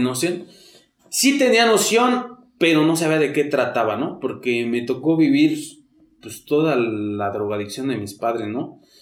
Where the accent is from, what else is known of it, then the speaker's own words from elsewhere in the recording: Mexico City, Mexico; Yo soy de aquí, de, de, por la Merced. Toda mi vida nací, crecí ahí por la Meche, Tepito, Corro Mayor, todo eso por ahí soy